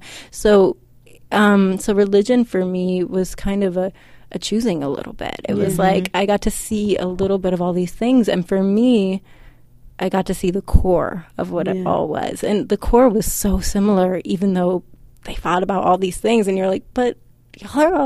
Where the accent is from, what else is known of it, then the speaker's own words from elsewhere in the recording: Inglewood, California, United States; I grew up in Inglewood, California, Los Angeles, like right on the border